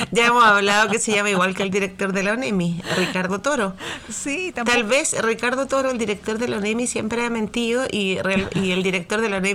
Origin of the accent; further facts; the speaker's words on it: Valparaíso, Chile; Tú dices que yo no soy porteña